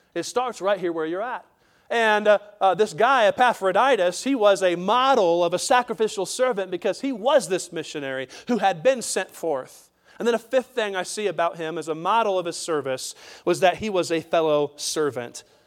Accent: United States; we as American citizens

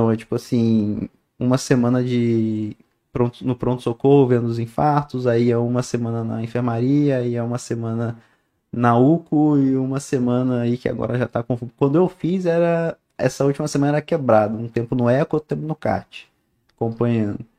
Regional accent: Niterói, Rio de Janeiro, Brazil; Não, pô, eu sou, eu sou de Niterói. Eu sou, eu sou de Niterói. Eu sou da praia.

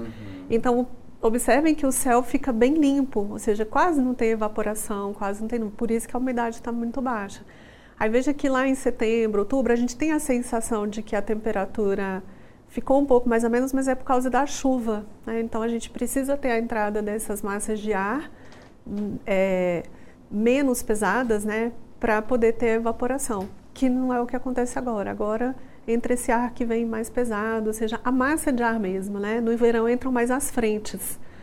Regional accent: Brasília, Federal District, Brazil; now in Goiânia, Brazil; eu sou de Brasília

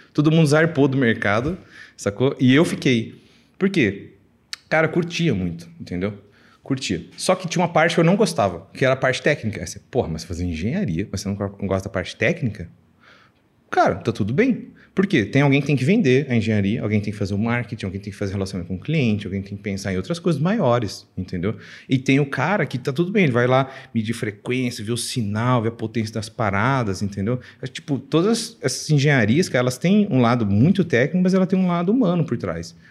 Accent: Minas Gerais, Brazil; moved away; also born or lived in Mexico City, Mexico / Colombia; eu sou mineiro, estou aqui em São Paulo

